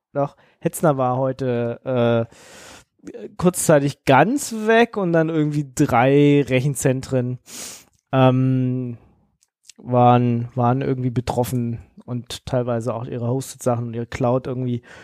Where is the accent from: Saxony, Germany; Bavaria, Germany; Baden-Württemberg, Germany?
Bavaria, Germany; Munich; ich komme ja aus München